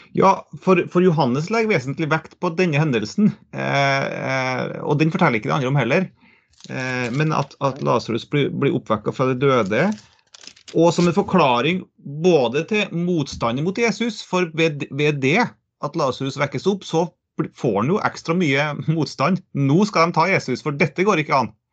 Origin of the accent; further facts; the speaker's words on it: Trøndelag, Norway; Jeg er trønder, jeg er heltrønder